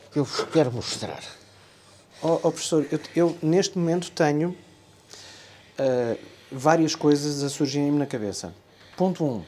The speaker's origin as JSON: {"language": "Portuguese", "country": "Germany", "tie": "born there", "said": "Eu nasci na Alemanha e os meus pais trouxeram um gravador destes de cassete"}